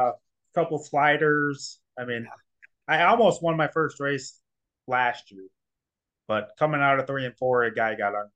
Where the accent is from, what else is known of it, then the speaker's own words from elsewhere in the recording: St. Cloud, Minnesota, United States; St. Cloud.